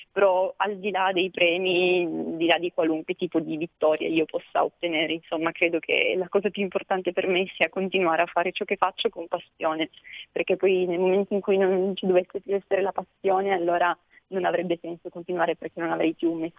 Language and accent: Italian; Almese, Piedmont, Italy; in particolare la prima conferenza che ho organizzato è stata ad Almese, quindi nel mio paese